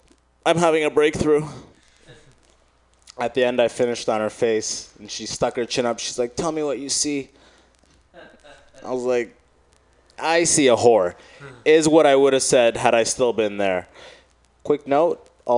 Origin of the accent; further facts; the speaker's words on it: Michigan, United States; now in San Francisco, United States; I came from Michigan. That's the sense you get, you know, hearing about San Francisco.